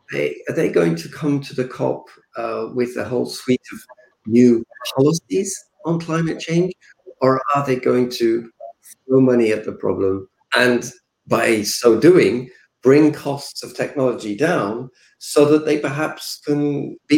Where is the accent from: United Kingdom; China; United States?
United Kingdom; Yorkshire and the Humber; I come from the UK. I know the area where I was born around the Humberside